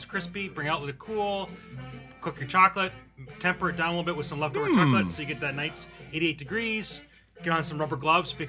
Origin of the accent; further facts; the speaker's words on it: Casa Grande, Arizona, United States; Casa Grande, Arizona.